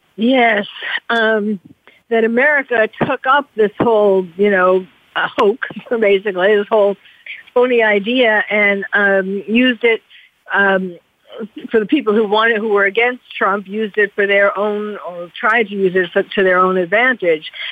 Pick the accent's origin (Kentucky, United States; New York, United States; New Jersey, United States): New York, United States; moved away; also born or lived in California; I'm originally from New York, and even though I was living in California at the time of 9-11